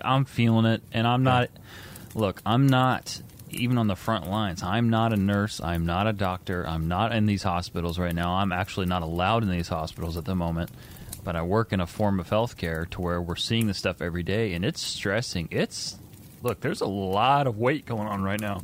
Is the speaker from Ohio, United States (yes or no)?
no; Indiana, United States; I'm from Indiana.